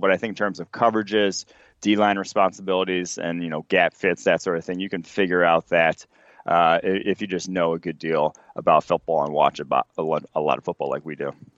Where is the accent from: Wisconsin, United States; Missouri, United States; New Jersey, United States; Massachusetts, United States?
Wisconsin, United States; Milwaukee; I grew up in Milwaukee